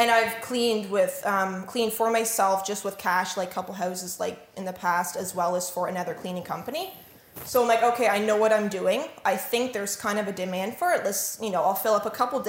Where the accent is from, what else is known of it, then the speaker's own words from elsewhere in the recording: Norwich, Ontario, Canada; also born or lived in Otterville, Ontario; I grew up in Norwich all of my life